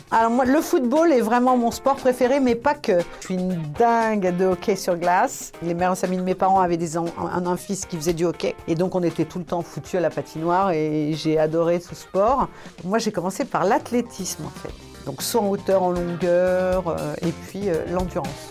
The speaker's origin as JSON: {"language": "French", "town": "Lyon", "region": "Auvergne-Rhône-Alpes", "country": "France", "said": "moi je suis de Lyon"}